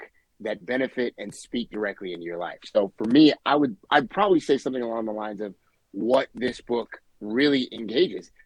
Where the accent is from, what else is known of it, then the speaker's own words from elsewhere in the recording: Southern Maryland, United States; now in Lynnfield, United States; I'm originally from Maryland, though. I'm originally from Southern Maryland.